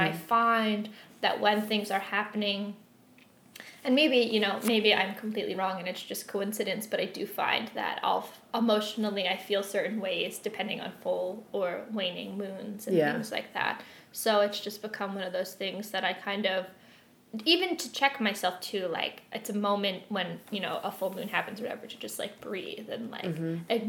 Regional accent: Philadelphia, Pennsylvania, United States; I grew up in Philadelphia and like right outside.

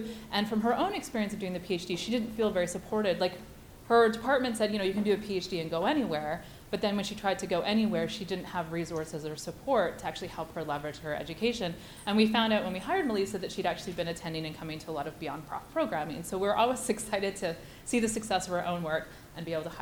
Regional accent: Canada; also born or lived in Chapel Hill, North Carolina; I am Canadian, but I went to UNC Chapel Hill.

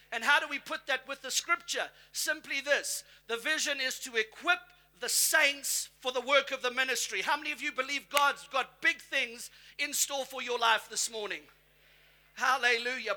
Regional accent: South Africa; now in United States; I'm South African by birth. I've got my US citizenship. So in America, I tell them, look, I come from the motherland. I'm from South Africa

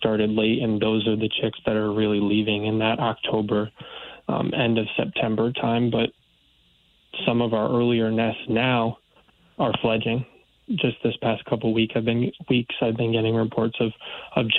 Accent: New Haven County, Connecticut, United States; also born or lived in Orono, Maine; I did grow up in Connecticut. I'm originally from New Haven County

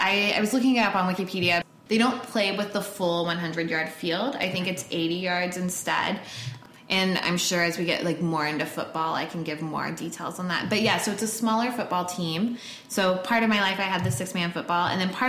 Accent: North Texas, United States; moved away as an adult; also born or lived in Chicago; I am a Texpat, which is an expat that originally hailed from Texas. I grew up in the North Texas area for all of my life, but I moved around so many times.

